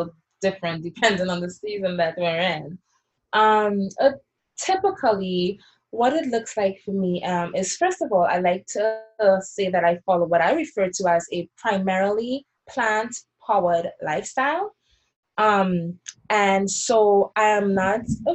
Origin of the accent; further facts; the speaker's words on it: Trinidad & Tobago; now in United States; I was growing up in Trinidad, and even sometimes here in the US when I first came